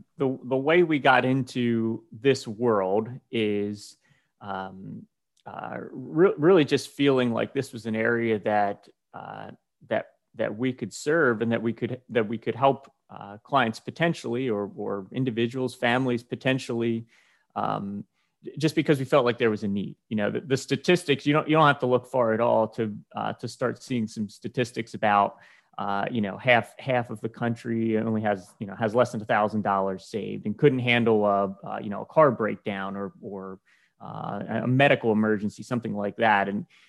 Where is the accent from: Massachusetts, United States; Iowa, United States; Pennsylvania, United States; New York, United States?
Pennsylvania, United States; Lancaster; from Lancaster, Pennsylvania here